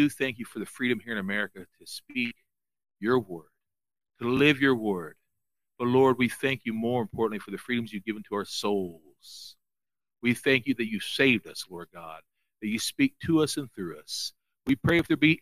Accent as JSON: {"language": "English", "country": "United States", "said": "I'm a Christian first. I'm an American second."}